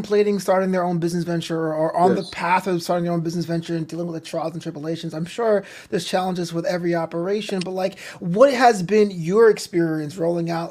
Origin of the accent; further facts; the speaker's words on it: New York City, New York, United States; I'm from Brooklyn